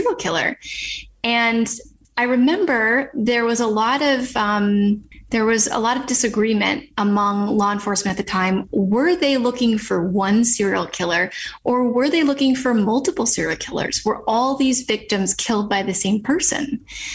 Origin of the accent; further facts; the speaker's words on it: a suburb of New York City, United States; I'm from New York. I grew up in a suburb of New York City